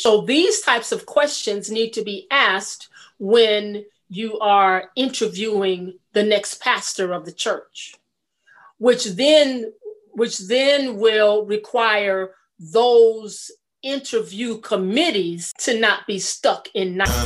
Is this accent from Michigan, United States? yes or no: no; California, United States; born or raised there; moved away as an adult; also born or lived in Atlanta, Georgia